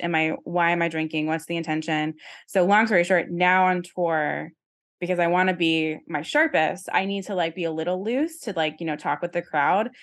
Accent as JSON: {"language": "English", "region": "Virginia", "country": "United States", "tie": "born or raised there", "moved": "yes", "said": "I don't know who I'd be if I had stayed in Virginia, like, my whole life"}